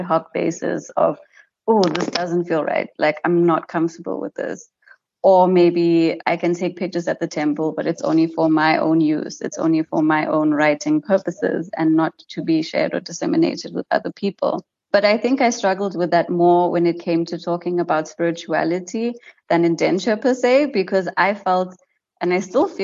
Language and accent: English; White River, Mpumalanga, South Africa; I grew up in White River, which is a small town in Mpumalanga